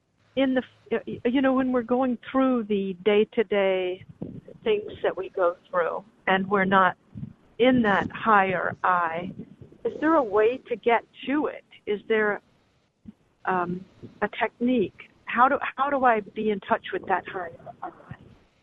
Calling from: Los Angeles, California, United States; I'm calling from Los Angeles.

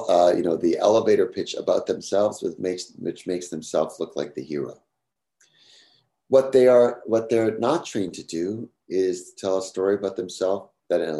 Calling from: New York City, New York, United States; I'm speaking here from New York City. Maybe it's particularly a New York thing

